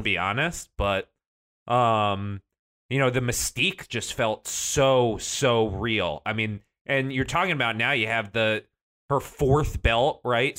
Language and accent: English; Connecticut, United States; that's my home state